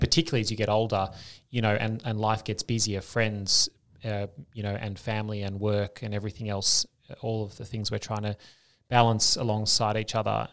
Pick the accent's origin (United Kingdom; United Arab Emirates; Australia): Australia; moved away as an adult; also born or lived in Denmark / United States; as an Australian. Uh, they love the accent